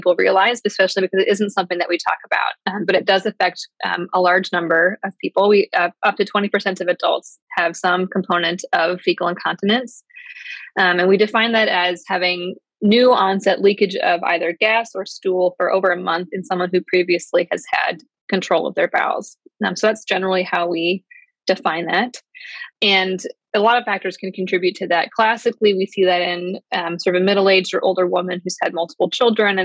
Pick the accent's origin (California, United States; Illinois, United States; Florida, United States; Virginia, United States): Illinois, United States; Chicagoland area; moved away as an adult; also born or lived in Ohio / Atlanta, Georgia / Wisconsin; now in Cleveland, United States; I'm mostly from the outside of the Chicagoland area.